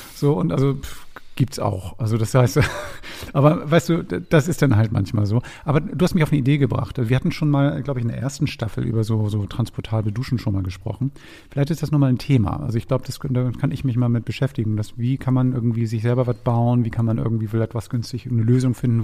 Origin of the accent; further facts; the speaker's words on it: Hamburg, Germany; als Hamburger